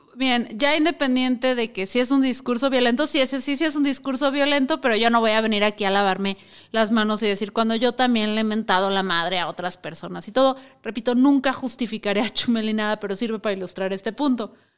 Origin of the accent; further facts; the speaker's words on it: Chihuahua, Mexico; Yo soy de Chihuahua